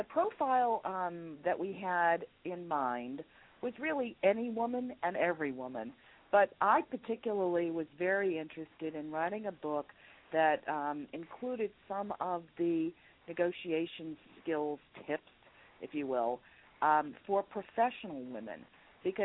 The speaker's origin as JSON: {"language": "English", "town": "New York City", "region": "New York", "country": "United States", "said": "I am from New York City, New York, New York, although today I'm calling in from Chicago"}